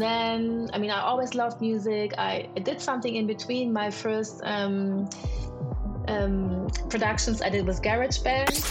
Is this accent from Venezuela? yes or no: no; Germany; I am German Nigerian. My father was Nigerian. My mom is German. I am born in Germany